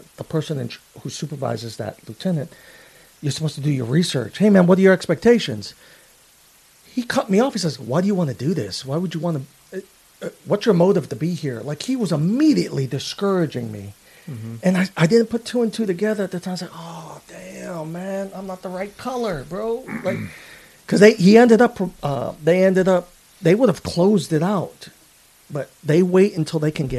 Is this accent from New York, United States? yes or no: yes; New York City, New York, United States; growing up in Queens, New York